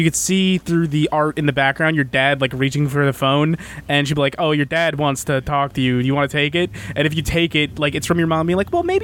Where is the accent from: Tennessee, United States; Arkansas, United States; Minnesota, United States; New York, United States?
New York, United States; We're from New York